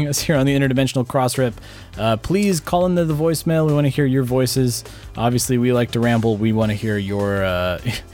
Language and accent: English; United States; I'm American, I only speak English